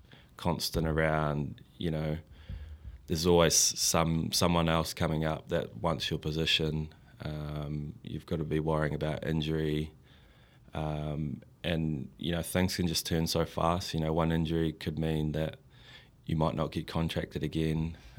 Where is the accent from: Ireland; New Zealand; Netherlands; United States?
New Zealand; Christchurch, Canterbury; Yeah, well, I was from Christchurch, obviously, so those were the teams that I supported.